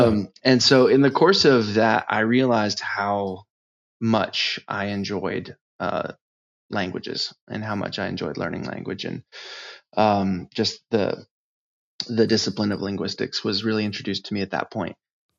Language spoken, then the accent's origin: English; United States; Well, I'm from the United States. I grew up all over the place. My dad was in the Navy, and so I popped around a bit.